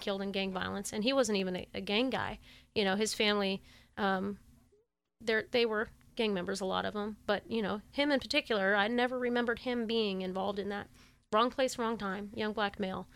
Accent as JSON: {"language": "English", "town": "Sacramento", "region": "California", "country": "United States", "tie": "born or raised there", "said": "I grew up in the Tahoe Park, Oak Park area as a kid"}